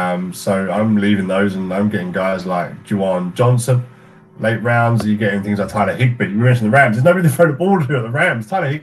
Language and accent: English; Canada; I'm from Canada.